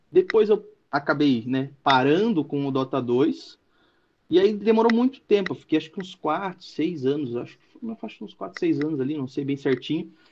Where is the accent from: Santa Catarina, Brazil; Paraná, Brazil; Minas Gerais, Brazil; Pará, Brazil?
Santa Catarina, Brazil; Joinville; also born or lived in Curitiba; É, eu sou natural de Curitiba, é, morei em Curitiba, enfim, um tempo, mas na verdade fui criado aqui em Joinville. Sou de Joinville, Santa Catarina e moro aqui neste momento.